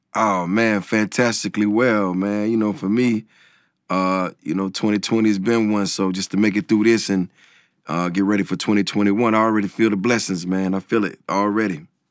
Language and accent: English; the South, United States; I'm coming from the South